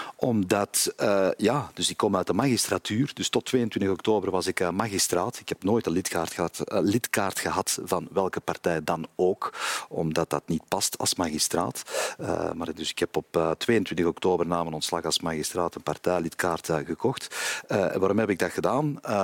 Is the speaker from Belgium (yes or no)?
yes; Kempen, Flanders, Belgium; also born or lived in Antwerp; Als Kempenaar, ik ben een eh, Antwerpse Kempenaar of een Kempische Antwerpenaar